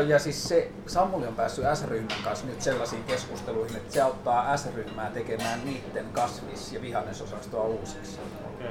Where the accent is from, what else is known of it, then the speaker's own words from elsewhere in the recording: Tornio, Lapland, Finland; Mä kasvoin Torniossa sen niin 90 koko 90-luvun